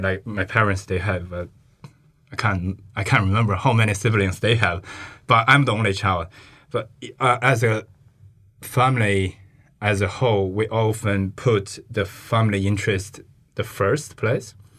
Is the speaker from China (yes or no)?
yes; China; English is a second language; moved away as an adult; also born or lived in Hubei, China / Beijing, China / Hawke's Bay, New Zealand; now in Lincoln, New Zealand; one thousand kilometers away in my hometown